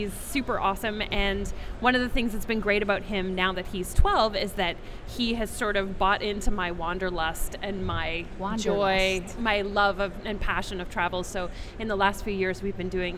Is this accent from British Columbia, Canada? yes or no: yes; Vancouver, British Columbia, Canada; from my hometown, from Vancouver.